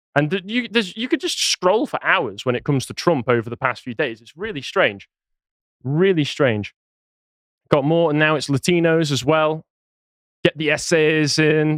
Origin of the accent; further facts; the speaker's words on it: England, United Kingdom; I'm English